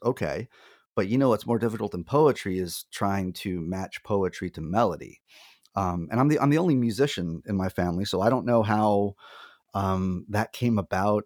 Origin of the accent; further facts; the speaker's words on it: Lyford, Texas, United States; moved away as an adult; also born or lived in Phoenix / Nashville; now in upstate New York, United States; I am originally from Lyford, Texas